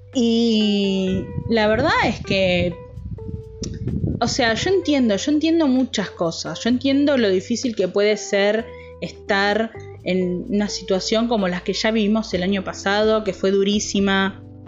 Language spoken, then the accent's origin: Spanish; Argentina; yo soy argentino